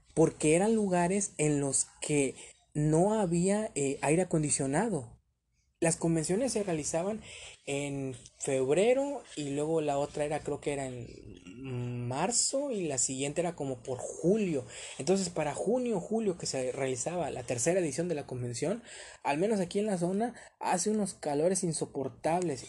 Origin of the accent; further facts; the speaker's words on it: Ciudad Madero, Tamaulipas, Mexico; aquí en, mi tierra, aquí en Ciudad Madero, Tamaulipas